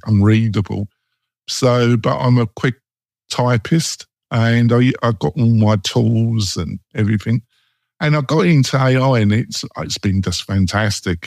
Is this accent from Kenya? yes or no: no; England, United Kingdom; moved away; also born or lived in Bergen, Norway / Oslo, Norway; I am English and I'm dour